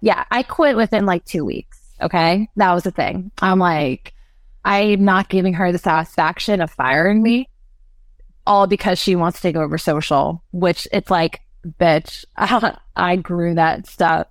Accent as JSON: {"language": "English", "region": "California", "country": "United States", "moved": "yes", "said": "I come from California"}